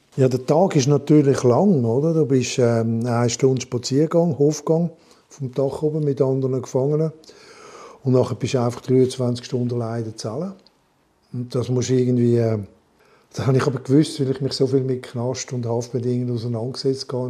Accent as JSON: {"language": "German", "town": "Montreux", "region": "Vaud", "country": "Switzerland", "tie": "born or raised there", "also_born_or_lived": "Dietikon", "moved": "yes", "said": "Montreux, in meiner Heimatstadt"}